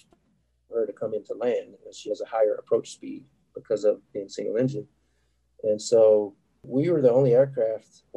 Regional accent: Dallas, Texas, United States; being from Texas, I'm from Dallas originally

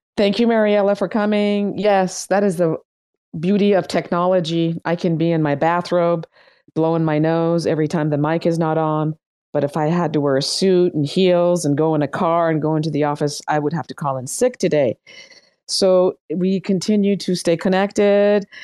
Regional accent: Iran; moved away; I am from Iran

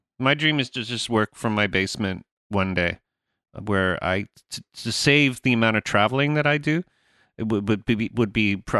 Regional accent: Canada; Well, I am Canadian.

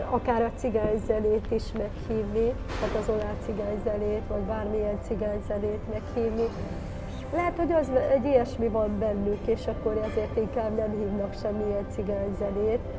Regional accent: Hungary; De mi vagyunk a második magyarországi előadó

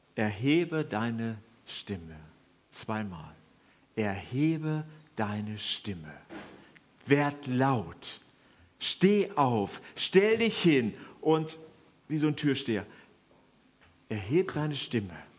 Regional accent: Germany; wir anscheinend als Deutsche

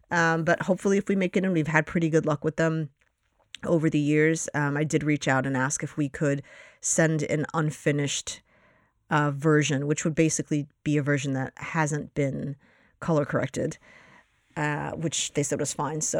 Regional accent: Astoria, New York, United States; Studios in Astoria. Um, so uh, that's my hometown, if you will.

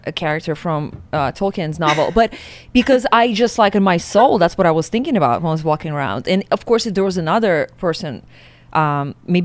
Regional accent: Siberia, Russia; moved away; growing up in Siberia

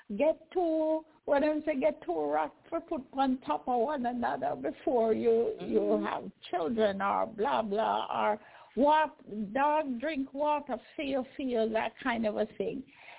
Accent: Jamaica; I remember growing up in Jamaica, barefoot little pygmy, I run up and down, don't even have a pair of shoes or clothes, a change of clothes.

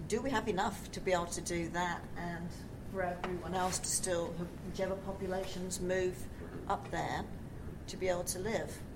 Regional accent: Australia; also born or lived in Perth; as an Australian?

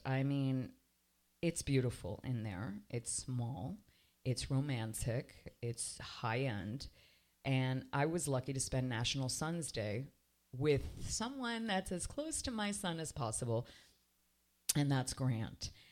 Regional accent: Canada; now in Miami, United States; I was raised in Canada

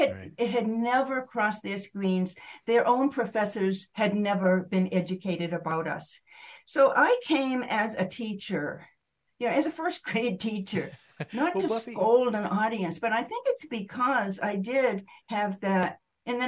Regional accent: United States; moved away as an adult; also born or lived in Maine / Massachusetts / Greenwich Village, New York; I was raised in Maine and Massachusetts.

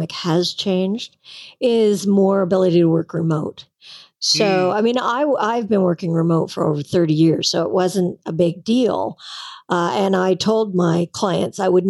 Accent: Canada; I'm a Canadian

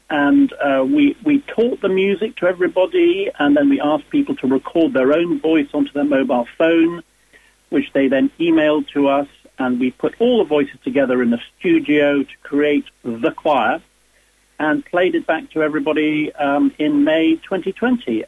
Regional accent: Dublin, Leinster, Ireland; moved away; I was born in Dublin myself

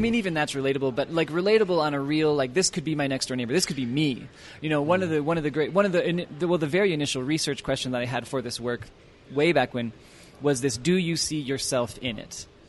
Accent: Annapolis, Maryland, United States; moved away as an adult; also born or lived in Washington, D.C. area; now in Utah, United States; we settled in Maryland by the time I was five, and I lived my whole childhood in Maryland, in Annapolis

